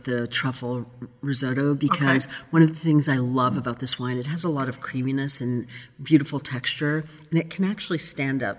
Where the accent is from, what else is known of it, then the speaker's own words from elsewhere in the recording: Brazil; moved away; I grew up in Brazil